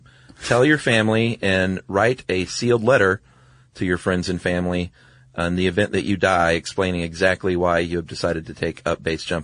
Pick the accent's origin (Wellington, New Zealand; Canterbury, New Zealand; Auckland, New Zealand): Wellington, New Zealand; Hey guys, I'm from Wellington. I thought I'd share some light on one of New Zealand's more prominent gangs, the Mongrel Mob.